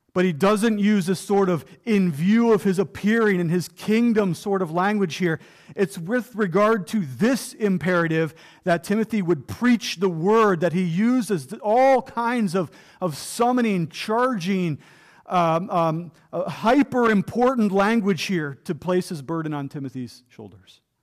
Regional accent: Ohio, United States; also born or lived in Florida; now in Western Pennsylvania, United States; I grew up in Ohio

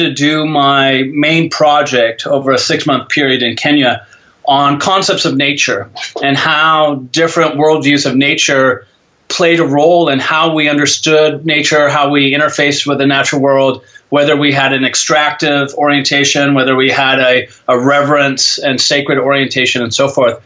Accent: Coos Bay, Oregon, United States; also born or lived in Portland, Oregon; When I was growing up in Coos Bay, Oregon

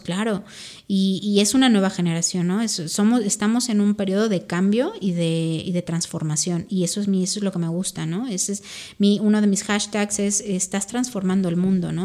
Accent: Mexico; also born or lived in Spain; nosotros a lo mejor como como como mexicanos

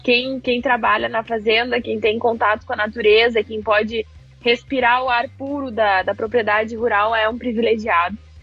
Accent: Cruz Alta, Rio Grande do Sul, Brazil; moved away as an adult; also born or lived in Porto Alegre; now in São Paulo, Brazil; eu sou de Cruz Alta, região noroeste do Rio hum. Grande do Sul também

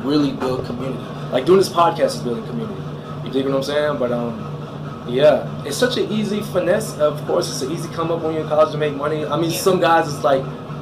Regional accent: Fort Lauderdale, Florida, United States; I'm from Lauderdale. Like, I'm thoroughbred Lauderdale

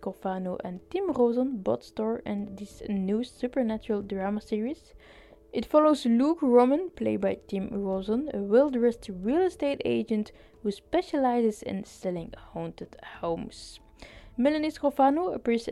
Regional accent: Belgium; I'm from Belgium

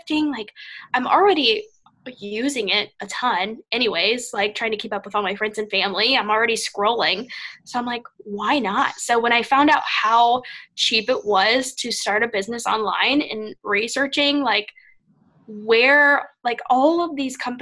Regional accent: Ohio, United States; moved away as an adult; now in Florida, United States; I'm from the Midwest

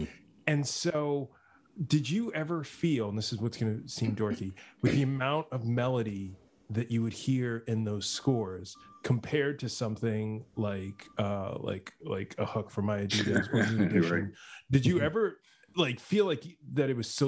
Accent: the Bronx / north of New York City, United States; I grew up initially in the Bronx, and then my parents moved about 15 miles north of New York City.

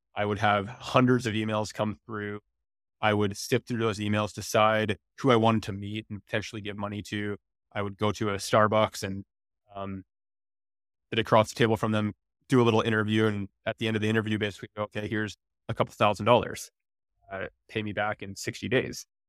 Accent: Comox, British Columbia, Canada; moved away; also born or lived in Victoria; I'm from Vancouver Island. I grew up in Comox

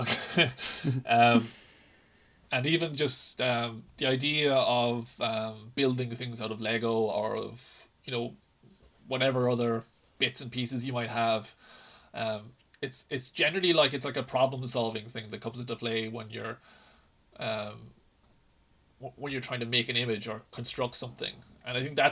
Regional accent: Lisdoonvarna, County Clare, Ireland; I grew up around Lisdoon Varna, so I used to always spend like summers on the islands, on the Aran Islands

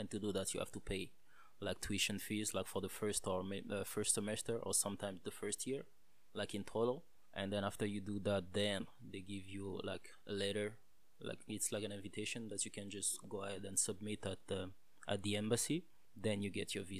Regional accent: DR Congo; now in Canada; I'm from Congo, Central Africa, the real Congo, because apparently there are two of them.

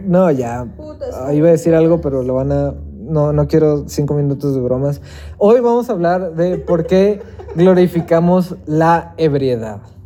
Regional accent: Mexico; somos mexicanos

